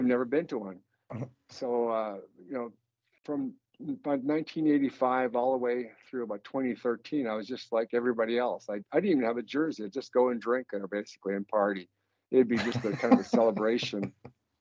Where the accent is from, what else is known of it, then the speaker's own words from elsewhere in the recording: Canada; we've been in the same location for about 20,000 years. So I was born and raised on a reservation